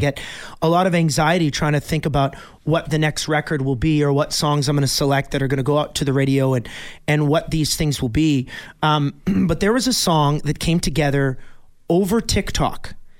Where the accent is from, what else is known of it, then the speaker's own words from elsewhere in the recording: Bonnyville, Alberta, Canada; my hometown of Bonneville, Alberta